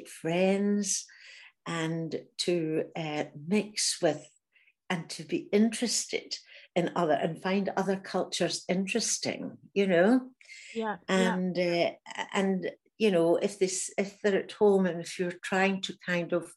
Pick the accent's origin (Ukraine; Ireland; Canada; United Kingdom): United Kingdom; Glasgow, Scotland; moved away as an adult; also born or lived in Germany; I was from Glasgow, hadn't really travelled very much. I was only 20